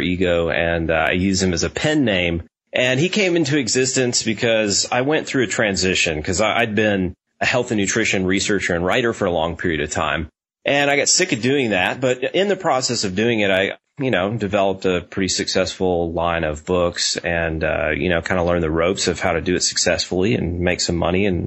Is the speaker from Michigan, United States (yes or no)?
no; Nashville, Tennessee, United States; I grew up in Nashville